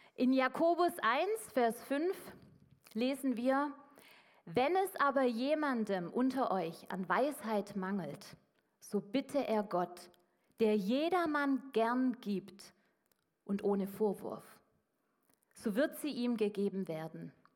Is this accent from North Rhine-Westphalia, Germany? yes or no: no; Swabia, Baden-Württemberg, Germany; als Schwabe